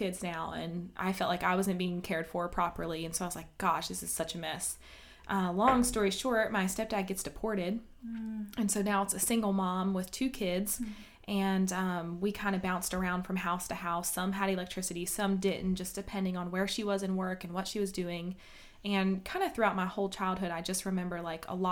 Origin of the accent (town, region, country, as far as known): Kenly, North Carolina, United States; born or raised there; also born or lived in Atlantic City, New Jersey